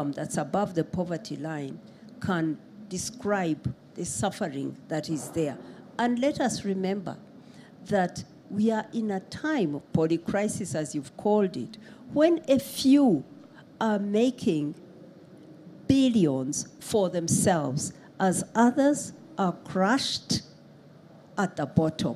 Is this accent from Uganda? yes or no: yes; Uganda; I come from Uganda. We have affirmative action for women in politics